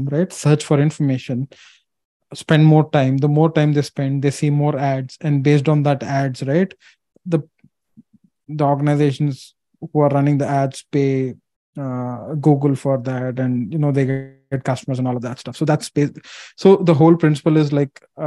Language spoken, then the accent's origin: English; India; I'm an Asian, I'm from India